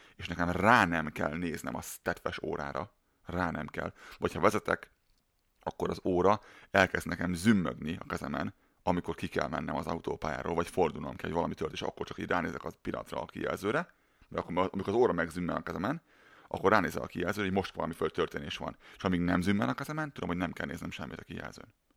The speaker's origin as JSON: {"language": "Hungarian", "country": "Hungary", "tie": "born or raised there"}